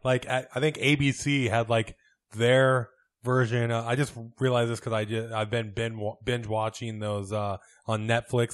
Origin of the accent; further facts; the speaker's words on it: United States; growing up in America